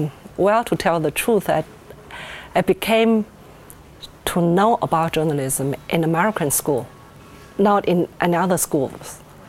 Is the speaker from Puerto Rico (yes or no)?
no; China; English is a second language